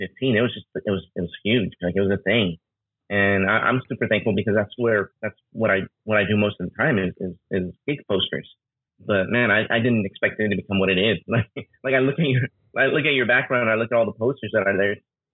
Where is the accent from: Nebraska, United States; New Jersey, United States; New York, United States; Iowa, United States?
New Jersey, United States; born there; also born or lived in Queens / Los Angeles; now in Southern California, United States; Yeah, I was born in New Jersey. I was born out there. I lived in Queens for a few years, and then I moved to Los Angeles, and I lived in downtown Los Angeles for a while.